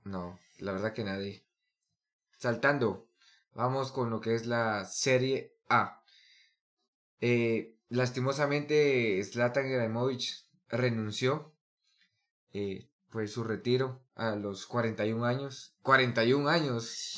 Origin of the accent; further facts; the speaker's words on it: Guatemala; nos están representando como guatemaltecos